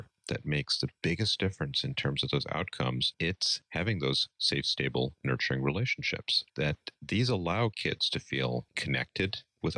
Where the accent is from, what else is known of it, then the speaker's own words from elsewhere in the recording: New York City, New York, United States; also born or lived in East Coast / Midwest; now in Madison, United States; I grew up out east in New York City